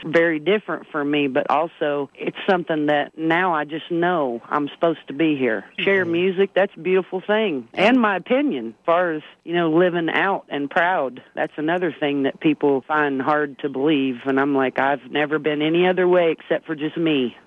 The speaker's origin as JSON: {"language": "English", "town": "Gate City", "region": "Virginia", "country": "United States", "tie": "born or raised there", "also_born_or_lived": "Kingsport, Tennessee", "moved": "yes", "said": "And I was born in Kingsport, Tennessee, because Gate City, Virginia ain't got no hospital."}